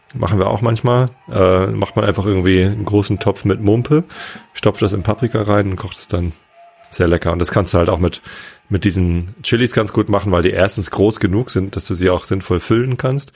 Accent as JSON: {"language": "German", "town": "Wistedt", "region": "Lower Saxony", "country": "Germany", "tie": "born or raised there", "said": "Ich bin ja in Wisted aufgewachsen"}